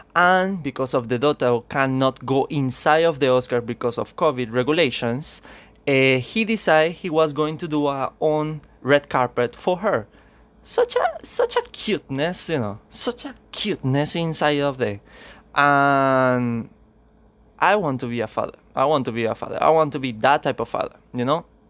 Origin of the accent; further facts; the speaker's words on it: Venezuela; English is a second language; I come from Venezuela